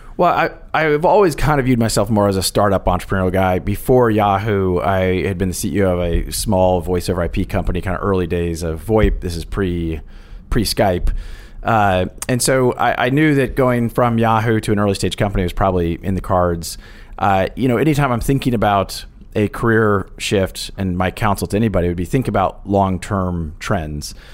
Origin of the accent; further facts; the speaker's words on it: Kansas, United States; moved away; I grew up actually in the Midwest in Kansas